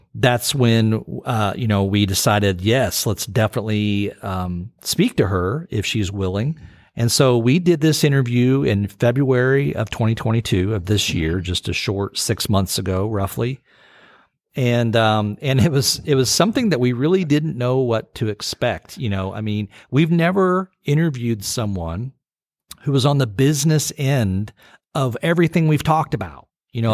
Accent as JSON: {"language": "English", "country": "United States", "tie": "born or raised there", "said": "growing up in the United States"}